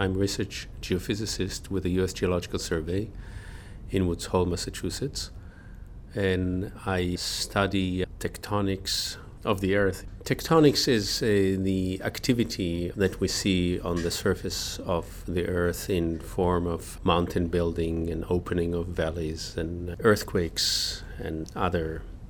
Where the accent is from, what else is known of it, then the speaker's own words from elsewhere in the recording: Israel; Of course, because I was born and I grew up in Israel, there's a relationship to the place.